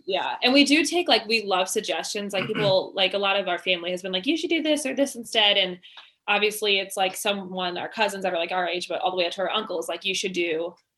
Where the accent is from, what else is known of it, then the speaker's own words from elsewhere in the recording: Oakville, Missouri, United States; we're both from Oakville. We went, we live in Oakville. Um, we went to Queen of All Saints grade school